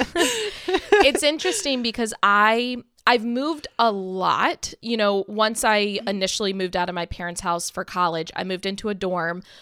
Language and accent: English; Maryland, United States; Billy and I both have only ever lived in Maryland. We were born and raised in Maryland